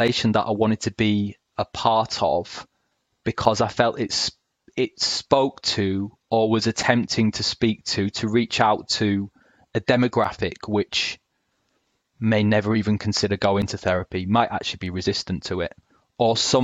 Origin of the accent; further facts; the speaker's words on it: Hull, Yorkshire and the Humber, United Kingdom; now in South of England, United Kingdom; I'm based in the South now, have been for a decade, but I spent a large part of my childhood growing up in Hull in East Yorkshire